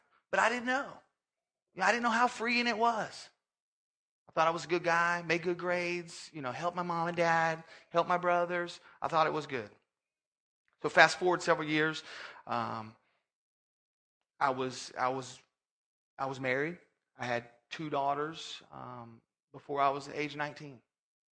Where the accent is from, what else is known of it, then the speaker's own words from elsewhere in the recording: Orlando, Florida, United States; originally from Orlando, Florida, born and raised there